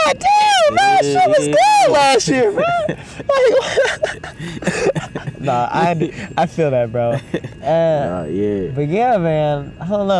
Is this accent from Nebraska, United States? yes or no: no; North Carolina, United States; I'm from North Carolina